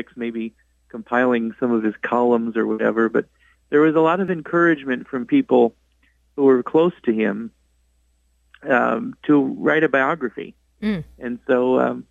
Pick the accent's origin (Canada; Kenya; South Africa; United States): United States; Indiana; also born or lived in Chicago suburbs, Illinois; I grew up in the Northwest Indiana and the Chicago suburb